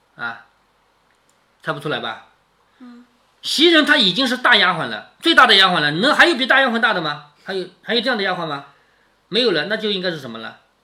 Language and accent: Chinese; China; 我们中国人是不雕刻的